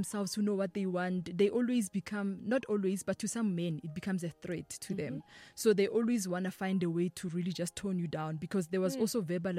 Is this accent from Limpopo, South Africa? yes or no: yes; Limpopo, South Africa; I am from Limpopo, Denelten, Kontoani. I was born and raised there.